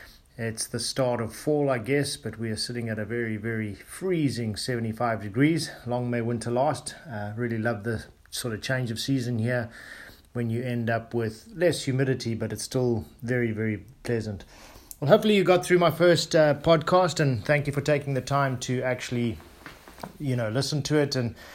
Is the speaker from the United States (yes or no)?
no; South Africa; also born or lived in Zimbabwe; As I mentioned to you guys, I grew up in South Africa, or Southern Africa, first in Zimbabwe and then in South Africa.